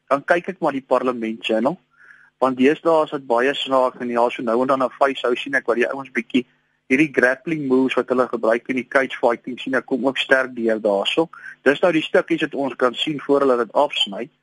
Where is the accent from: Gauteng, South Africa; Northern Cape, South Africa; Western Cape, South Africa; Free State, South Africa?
Gauteng, South Africa; Ek is van die Oosrand oorspronklik wat die valke dien te warm nie.